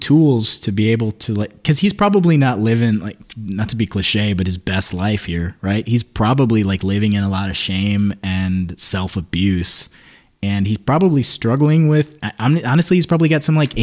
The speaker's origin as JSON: {"language": "English", "region": "Midwest", "country": "United States", "said": "We're from the Midwest"}